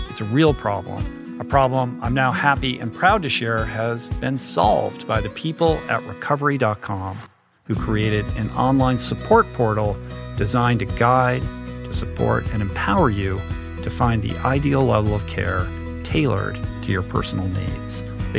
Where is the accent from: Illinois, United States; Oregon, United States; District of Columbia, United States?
District of Columbia, United States; Washington; also born or lived in Michigan; I grew up in the Washington, D.C. metropolitan area. I was originally from Michigan, and one of the things I realized when we moved to Washington is there aren't that many pools.